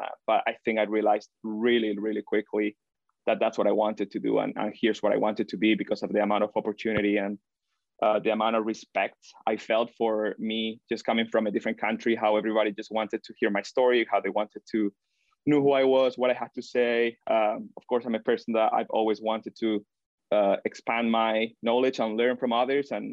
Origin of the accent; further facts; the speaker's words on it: Granada, Andalusia, Spain; moved away as an adult; now in Michigan, United States; back in my hometown, Granada